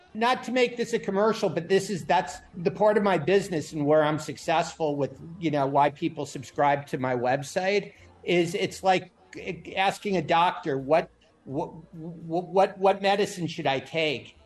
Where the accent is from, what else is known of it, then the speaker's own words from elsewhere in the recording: New York, United States; now in Florida, United States; I grew up in New York before I moved to Florida